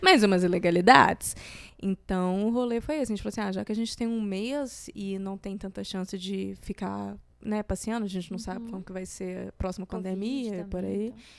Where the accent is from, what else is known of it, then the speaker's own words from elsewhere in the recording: Minas Gerais, Brazil; eu sou de Minas